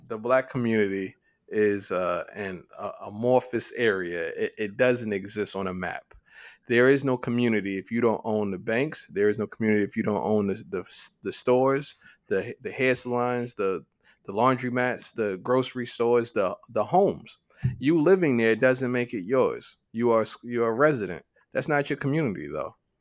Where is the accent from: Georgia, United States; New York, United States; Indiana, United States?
New York, United States; we're, we're from New York